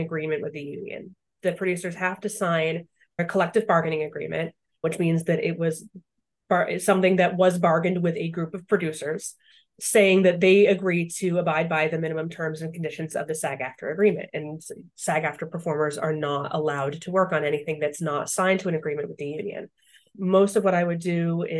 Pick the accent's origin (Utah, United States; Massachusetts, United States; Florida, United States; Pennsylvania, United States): Massachusetts, United States; Boston; moved away as an adult; now in Los Angeles, United States; I'm originally from Boston